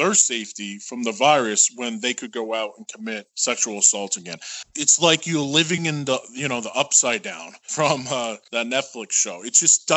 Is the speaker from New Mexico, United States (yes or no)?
no; New York, United States; I'm from New York State.